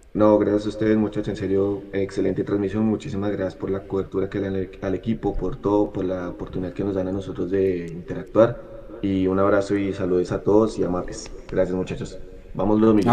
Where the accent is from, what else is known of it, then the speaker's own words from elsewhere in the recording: Bogotá, Colombia; yo soy de Bogotá, de Suba, la cuadra es totalmente azul